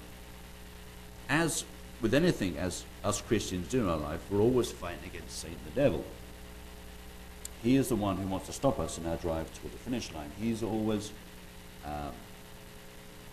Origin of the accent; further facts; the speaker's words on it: United Kingdom; moved away; being British